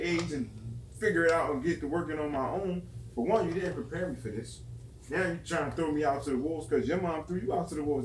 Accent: Camden, New Jersey, United States; I'm from Camden, but North Camden

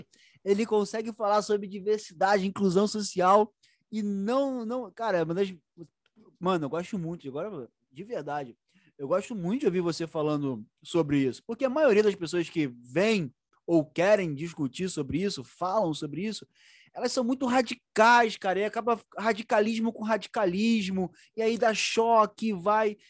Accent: Duque de Caxias, Rio de Janeiro, Brazil; Eu sou de Caxias mesmo

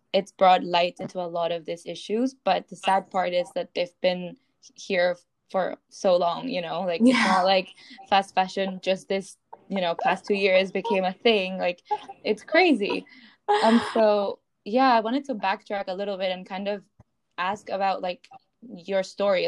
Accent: Peru; I grew up in Peru

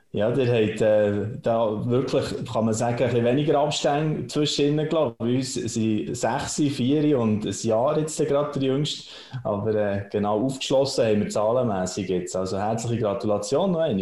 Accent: Switzerland; bei uns in der Schweiz

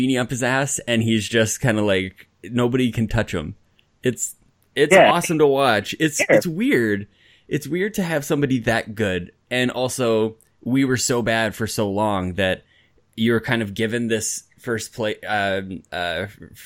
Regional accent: Canada; as a Canadian, as a tourist, wandering around all these like American cities.

